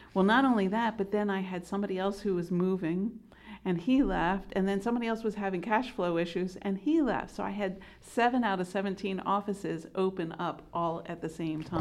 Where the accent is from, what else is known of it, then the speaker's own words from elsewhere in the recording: Delaware, United States; also born or lived in Pennsylvania; I am from Delaware